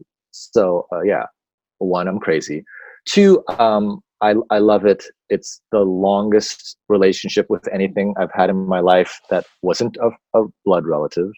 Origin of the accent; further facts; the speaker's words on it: United States; as an American, I'm saying as American